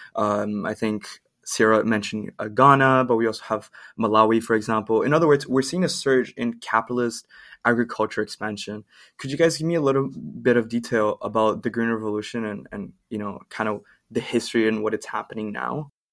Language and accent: English; Brazil; now in Canada; I'm from Brazil